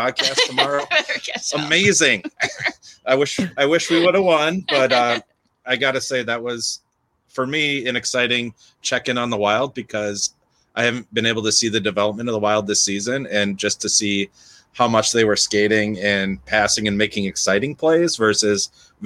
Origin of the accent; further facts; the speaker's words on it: St. Louis Park, Minnesota, United States; now in Duluth, United States; I'm from St. Louis Park down by Minneapolis